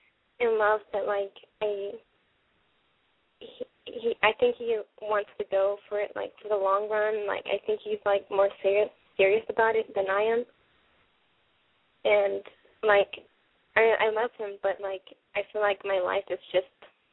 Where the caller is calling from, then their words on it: Texas, United States; I'm 23, and I'm calling from Texas.